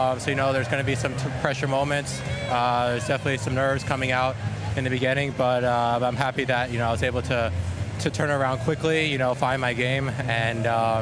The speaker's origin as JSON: {"language": "English", "country": "United States", "said": "Being an American, being able to come here and play in Milan, it's the best feeling in the world. So I'm happy, to take it back to the US."}